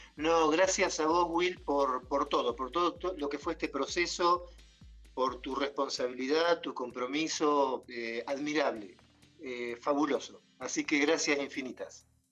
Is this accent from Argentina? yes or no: yes; Bordenave, Buenos Aires Province, Argentina; moved away as an adult; also born or lived in Mar del Plata, Argentina; now in Quito, Ecuador; soy de Argentina de dos lugares. De Bordenave, que es un pueblo muy chiquito, de 800 habitantes. y a los 12 años me fui a vivir a Mar del Plata y viví en Mar del Plata hasta hace cuatro meses